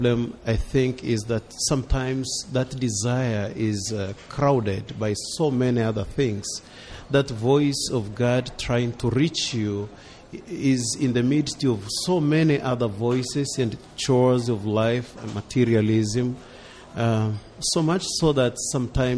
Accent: Tanzania; moved away as an adult; now in United States; I come from Africa

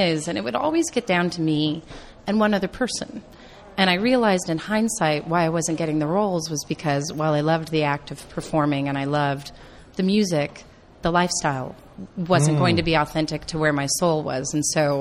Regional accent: Kansas City, Missouri, United States; I'm originally from Kansas City, Missouri

